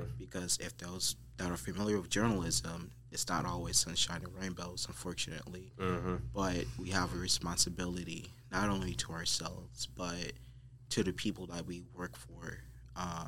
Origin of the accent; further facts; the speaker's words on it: Flint, Michigan, United States; I am from Flint, Michigan, born and raised.